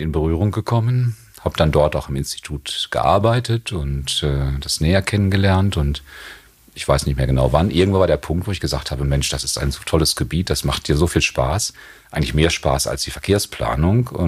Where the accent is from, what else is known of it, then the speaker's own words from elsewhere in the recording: Hagen, North Rhine-Westphalia, Germany; Ich bin in Hagen groß geworden. Das ist eine Stadt am Rande des Ruhrgebietes, die sehr industriell geprägt war